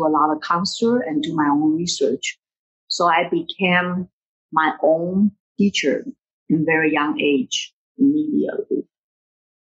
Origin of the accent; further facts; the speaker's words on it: Taiwan; moved away as an adult; also born or lived in Hartford, Connecticut; now in United States; My next move in Taiwan is just look for a teaching position and get married